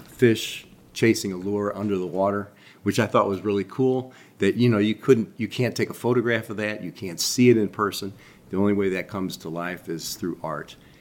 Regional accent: St. Louis, Missouri, United States; I'm from Saint Louis. I've spent most of my life here

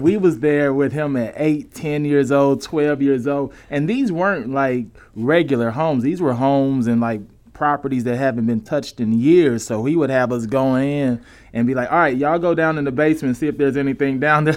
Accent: St. Louis, Missouri, United States; moved away; I'm from Saint Louis

